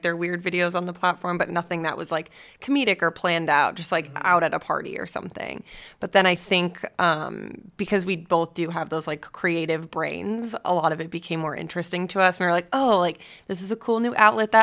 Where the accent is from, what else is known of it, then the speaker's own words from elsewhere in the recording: Boston, Massachusetts, United States; moved away as an adult; now in Los Angeles, United States; I was from Boston.